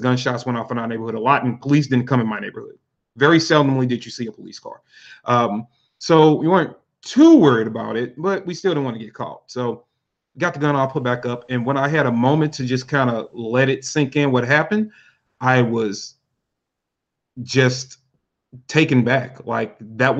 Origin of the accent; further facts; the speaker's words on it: St. Louis, Missouri, United States; Louis, Missouri, born and raised, pretty much left a couple of times, but I'm a pretty much a hometown boy